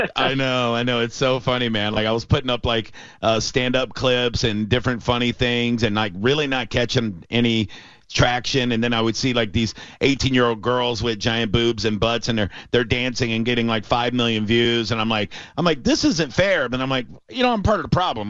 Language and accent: English; Tampa, Florida, United States; I'm a born and raised Tampanian.